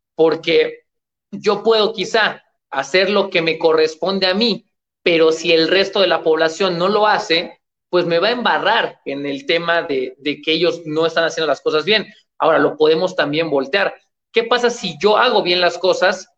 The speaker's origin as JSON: {"language": "Spanish", "country": "Mexico", "said": "en mi país, México"}